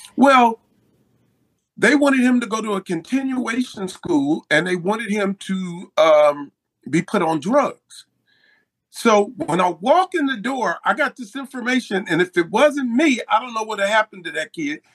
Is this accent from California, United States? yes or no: yes; Compton, California, United States; also born or lived in Los Angeles / Willowbrook; I grew up in the city of uh, Los Angeles, Willowbrook, and Compton.